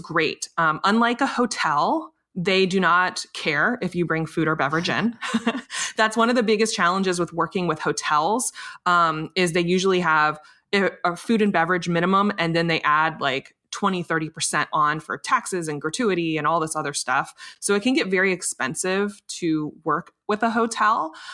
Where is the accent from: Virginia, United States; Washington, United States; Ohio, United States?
Virginia, United States; Richmond; my hometown of Richmond, Virginia